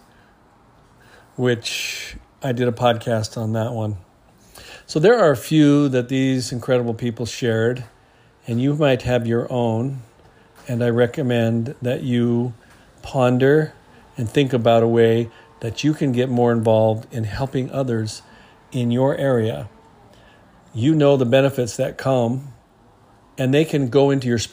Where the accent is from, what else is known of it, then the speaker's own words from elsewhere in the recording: New Zealand; now in Hawaii, United States; growing up in New Zealand, like I did, and growing up here in Hawaii